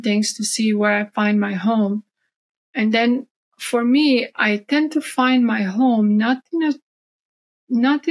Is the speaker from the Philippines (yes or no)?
no; Croatia; now in Texas, United States; I grew up Catholic in Croatia just because that's, you know, what most Croatians are, we're Catholic. And then I came to the States